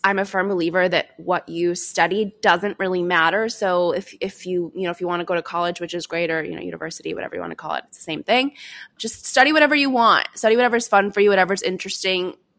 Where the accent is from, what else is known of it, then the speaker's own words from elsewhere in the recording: suburbs outside of Chicago, Illinois, United States; I grew up, um, in, in the suburbs outside of Chicago